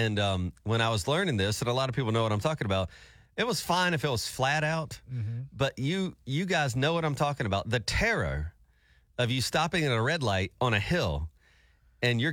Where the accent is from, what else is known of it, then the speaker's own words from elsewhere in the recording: Alabama, United States; moved away; I was from Alabama.